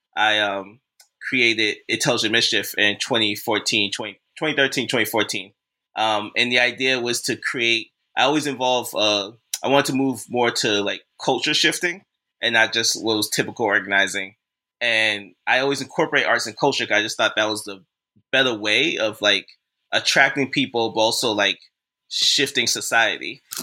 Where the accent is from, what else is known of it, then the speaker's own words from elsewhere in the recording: Boston, Massachusetts, United States; now in Brooklyn, New York, United States; I was raised, born and raised in Boston, Massachusetts